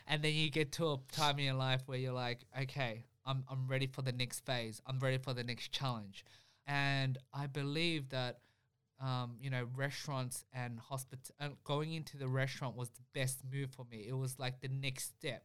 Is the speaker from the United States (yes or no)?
no; Melbourne, Victoria, Australia; we grew up in Spring Vale, so, you know, the food that we, we grew up eating was very, you know, Vietnamese